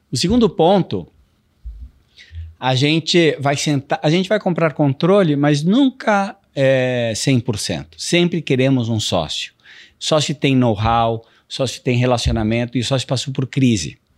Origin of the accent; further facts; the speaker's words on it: Brazil; also born or lived in United States; E assim, eu me criei também nos Estados Unidos, eu, eu fiz, é, morei lá uns 10 anos, tá. depois de morar no Brasil, no Midwest